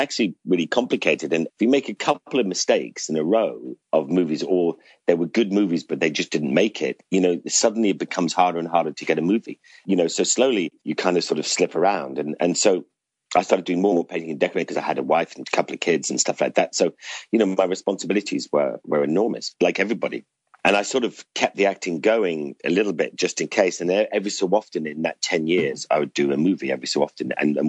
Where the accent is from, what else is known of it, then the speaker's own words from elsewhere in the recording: Ireland; now in London, United Kingdom; I grew up in Ireland.